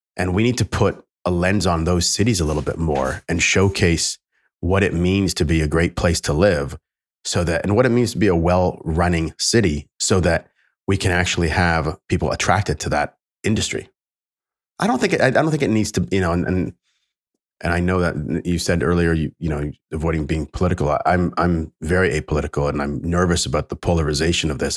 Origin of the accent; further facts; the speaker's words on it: Canada; I'm Canadian